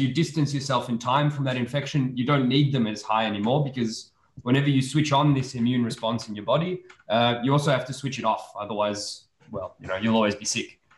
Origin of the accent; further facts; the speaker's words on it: Australia; moved away as an adult; also born or lived in Serbia; now in Belgium; I was born in Serbia, and then um, when I was five years old, my family moved to Australia, and I was raised in Australia